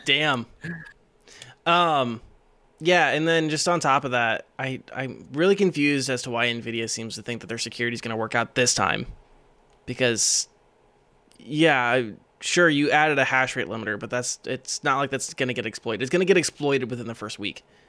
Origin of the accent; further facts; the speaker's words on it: Iowa, United States; me and Green are from Iowa